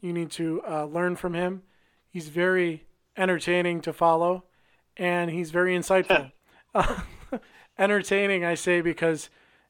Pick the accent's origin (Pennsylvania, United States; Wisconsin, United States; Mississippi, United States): Wisconsin, United States; Milwaukee; moved away; I'm originally from Milwaukee